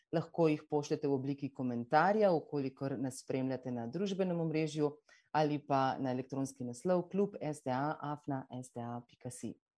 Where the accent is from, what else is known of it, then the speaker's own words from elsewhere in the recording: Slovenia; smo lahko Slovenci